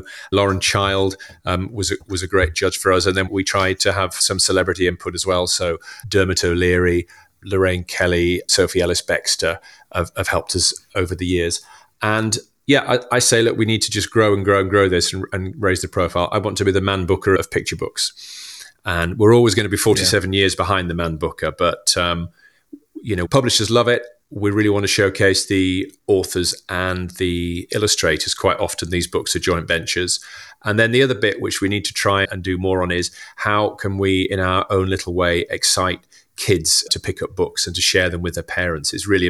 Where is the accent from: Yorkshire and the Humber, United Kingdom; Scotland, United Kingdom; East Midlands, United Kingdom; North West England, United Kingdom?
Yorkshire and the Humber, United Kingdom; Huddersfield; I'm from Huddersfield in West Yorkshire. My dad worked in local government